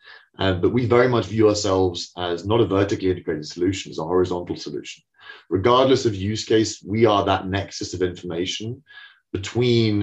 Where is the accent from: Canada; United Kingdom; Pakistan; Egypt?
United Kingdom; accent: British; as you can tell from my exotic accent, we're a London business.